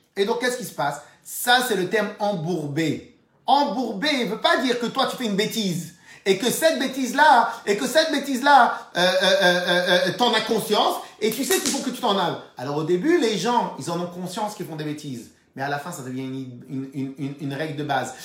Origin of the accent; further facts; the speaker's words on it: Tunisia; On est tunisien, Lubavitch